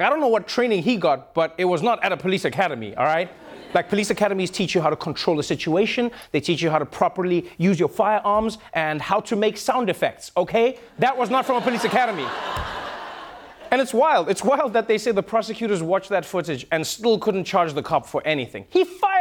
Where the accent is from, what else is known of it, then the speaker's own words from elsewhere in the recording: South Africa; moved away; South Africa, my home country